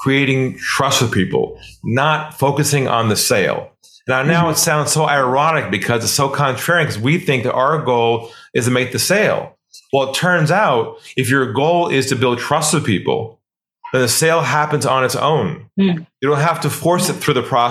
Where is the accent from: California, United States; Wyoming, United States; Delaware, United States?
California, United States; moved away as an adult; now in Sydney, Australia; I'm originally from California. I now live in Australia, in Sydney, Australia